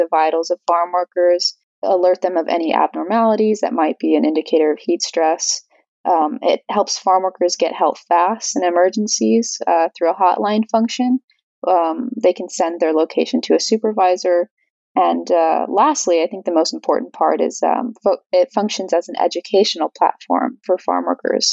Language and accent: English; Central Valley, California, United States; I'm from the Central Valley, and my family migrated there to work in the agricultural industry